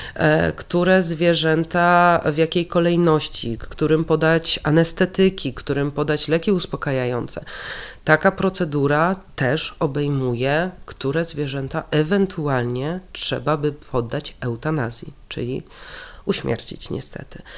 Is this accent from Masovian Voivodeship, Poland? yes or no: yes; Warsaw, Masovian Voivodeship, Poland; ja jestem warszawianką.